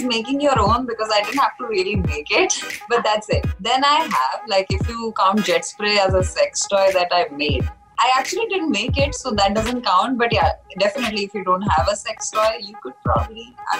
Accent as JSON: {"language": "English", "region": "Delhi", "country": "India", "tie": "born or raised there", "moved": "yes"}